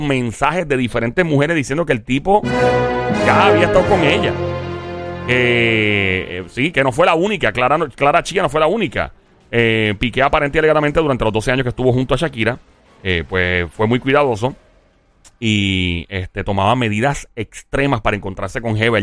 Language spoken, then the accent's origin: Spanish; Caguas, Puerto Rico; Cagua es mi pueblo